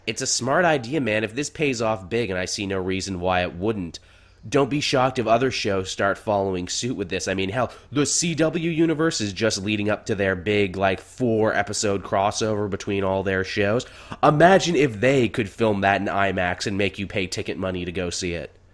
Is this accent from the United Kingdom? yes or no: no; Canada; as a Canadian